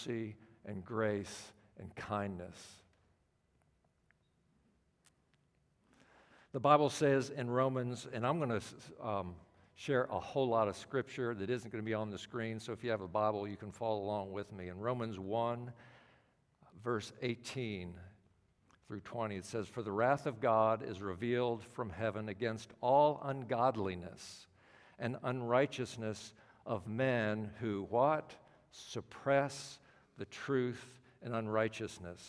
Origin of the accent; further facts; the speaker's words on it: Washington, District of Columbia, United States; I'm from the Washington, D.C. area